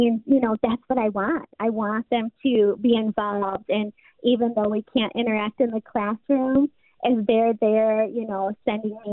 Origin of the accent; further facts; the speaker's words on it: Michigan, United States; we're from Michigan